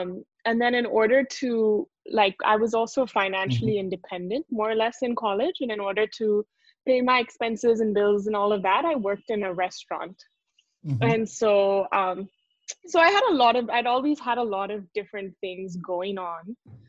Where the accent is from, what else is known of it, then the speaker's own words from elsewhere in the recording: India; He came to India as an IIT professor. So I grew up in India.